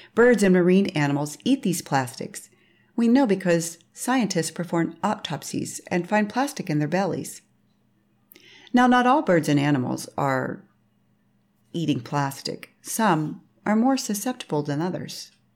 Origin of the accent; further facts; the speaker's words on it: Pittsburgh, Pennsylvania, United States; I was raised in Pittsburgh, Pennsylvania during the sixties and seventies